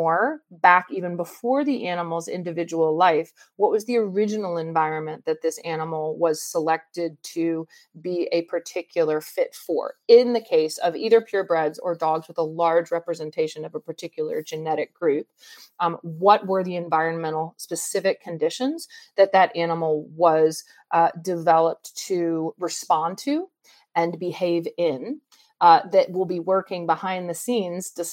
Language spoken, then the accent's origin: English; Atlanta, Georgia, United States; growing up in Atlanta